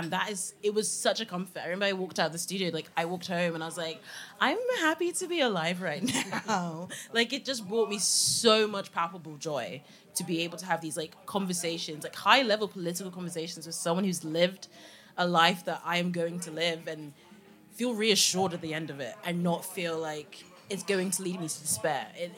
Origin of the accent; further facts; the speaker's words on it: Nigeria; because I'm Nigerian, duh.